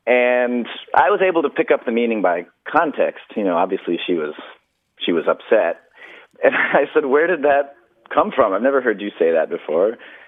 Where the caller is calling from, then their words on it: Tampa, Florida, United States; I'm calling from Tampa.